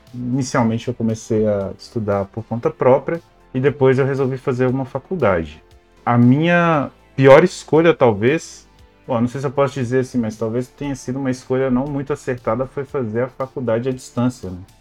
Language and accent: Portuguese; Belo Horizonte, Minas Gerais, Brazil; moved away as an adult; now in Lisbon, Portugal; eu sou de Belo Horizonte, no estado de Minas Gerais